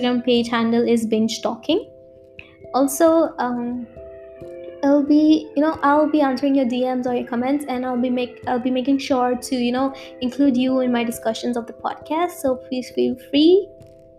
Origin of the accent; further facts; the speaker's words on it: India; I'm from India